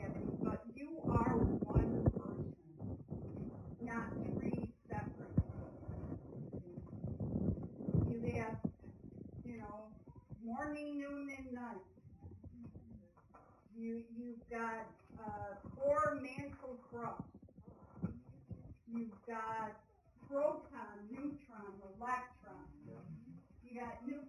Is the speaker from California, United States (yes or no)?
yes; California, United States; I'm from California